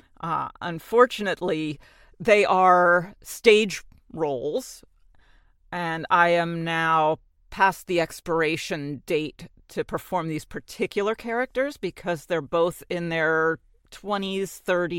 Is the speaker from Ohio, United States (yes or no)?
no; New Jersey, United States; accent: New York; I'm from Jersey and New York is right next to me